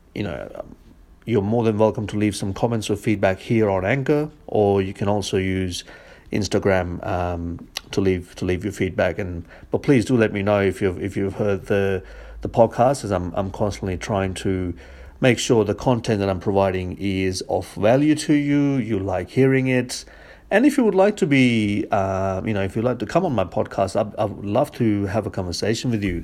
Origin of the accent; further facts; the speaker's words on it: India; I, I grew up in India